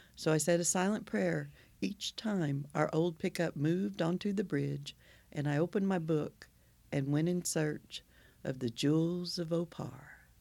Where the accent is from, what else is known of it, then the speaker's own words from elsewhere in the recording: Oklahoma, United States; I'm from Oklahoma